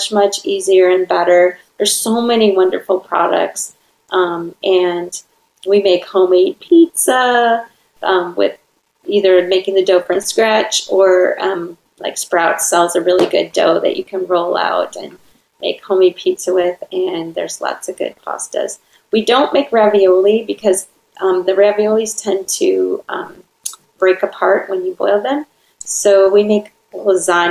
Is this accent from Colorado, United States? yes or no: no; Wisconsin, United States; now in Orange County, California, United States; I'm from Wisconsin